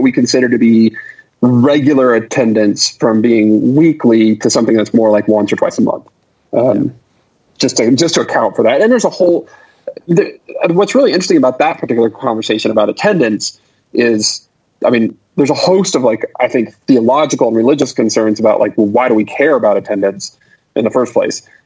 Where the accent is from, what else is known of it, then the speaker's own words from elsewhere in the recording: Southlake, Texas, United States; I grew up in Southlake actually, way before it was what Southlake is now